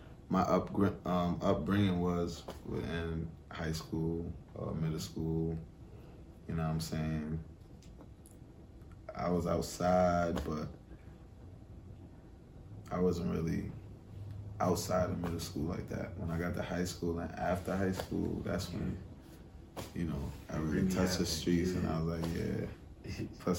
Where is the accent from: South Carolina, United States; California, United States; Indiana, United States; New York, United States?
New York, United States; New York City; moved away as an adult; now in Atlanta, United States; I'm from Brooklyn, East New York